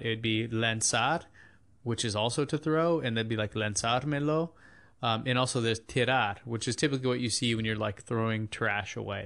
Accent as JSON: {"language": "English", "country": "United States", "said": "we're Americans speaking Spanish"}